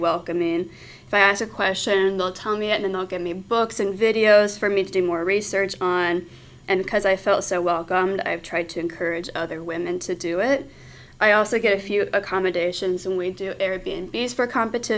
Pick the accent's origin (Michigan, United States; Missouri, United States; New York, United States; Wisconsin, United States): Missouri, United States; St. Louis; I'm from St. Louis, Missouri.